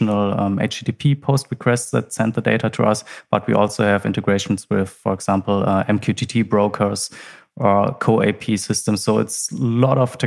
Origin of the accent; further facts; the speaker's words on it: Germany; we are from Germany.